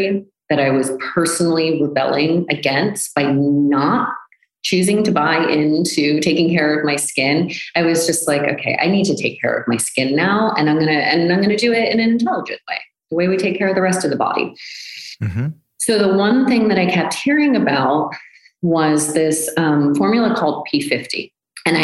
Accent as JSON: {"language": "English", "country": "United States", "said": "I'm American."}